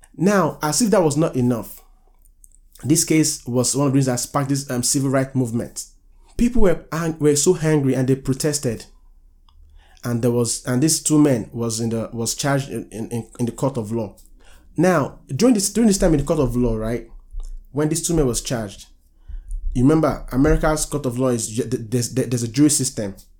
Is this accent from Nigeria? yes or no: yes; Nigeria; now in United States; I'm a Nigerian